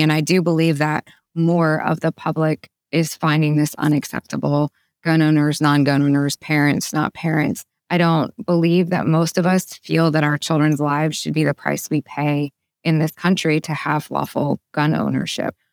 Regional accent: Ohio, United States; now in Arkansas, United States; I grew up in Ohio

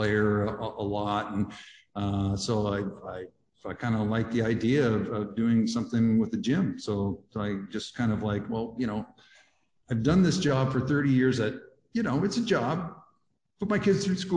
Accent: Grand Coulee, Washington, United States; the Grand Coulee Dam, which is where I grew up.

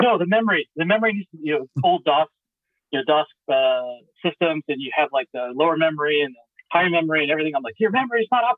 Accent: Houston, Texas, United States; I was born in Houston, Texas, went to school in Houston, Texas, working in Houston, Texas, and currently in Houston, Texas.

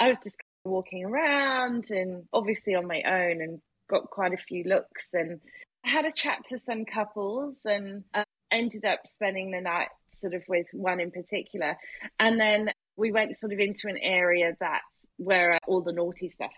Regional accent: United Kingdom; I'm so British.

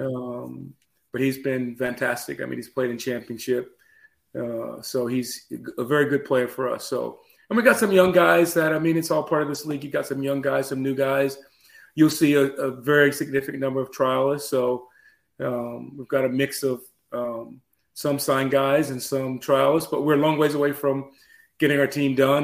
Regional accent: Atlanta, Georgia, United States; now in Chattanooga, United States; I actually grew up down in Atlanta, so I, I grew up in Atlanta.

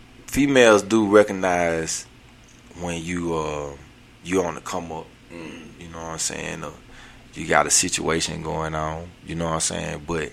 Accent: Atlanta, Georgia, United States; I grew up in Atlanta.

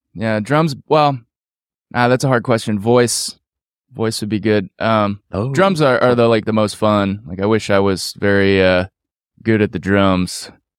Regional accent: Pittsburgh, Pennsylvania, United States; also born or lived in New York; I was born in New York, but moved to Pittsburgh when I was like one.

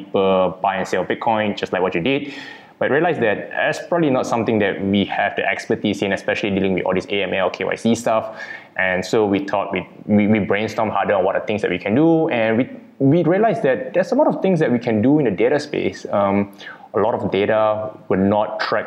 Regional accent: Kuala Lumpur, Federal Territory of Kuala Lumpur, Malaysia; Born and bred in Kuala Lumpur, Malaysia

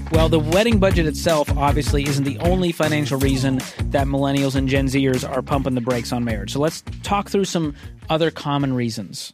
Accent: Boston, Massachusetts, United States; moved away as an adult; also born or lived in Mobile, Alabama; I grew up in Boston

